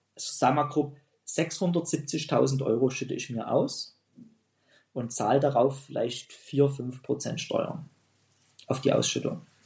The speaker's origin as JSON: {"language": "German", "town": "Pirna", "region": "Saxony", "country": "Germany", "tie": "born or raised there", "said": "meine Heimatstadt Pirna"}